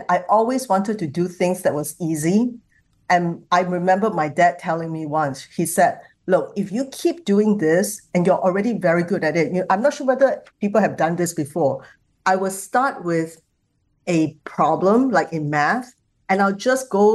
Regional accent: Singapore; I come from Singapore

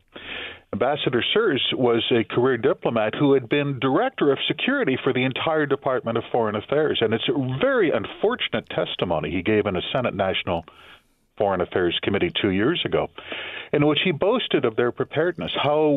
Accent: Canada; I'm Canadian

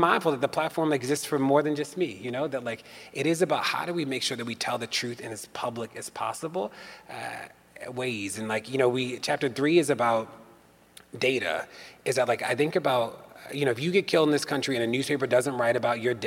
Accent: Maryland, United States; In Maryland, my hometown, home state

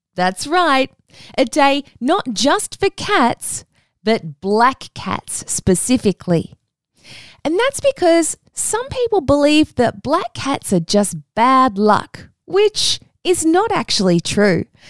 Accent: Australia; we're Australian from Australia

